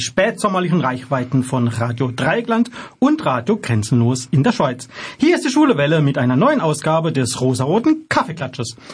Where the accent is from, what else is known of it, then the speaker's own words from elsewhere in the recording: Germany; uns als Deutsche